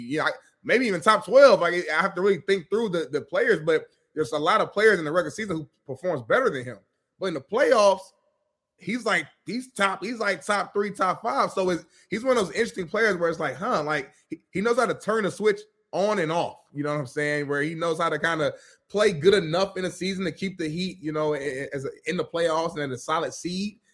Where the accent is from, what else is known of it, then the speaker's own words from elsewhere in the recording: Indianapolis, Indiana, United States; I'm from Indianapolis, Indiana.